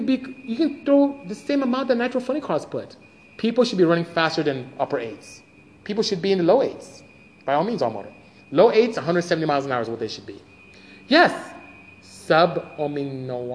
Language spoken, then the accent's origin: English; Nigeria; moved away as an adult; now in United States; I am from Nigeria, West Africa. Came here to go to school. Finished engineering, end up staying